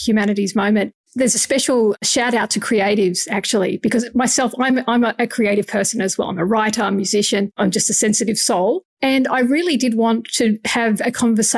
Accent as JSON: {"language": "English", "country": "Australia", "said": "as an Australian"}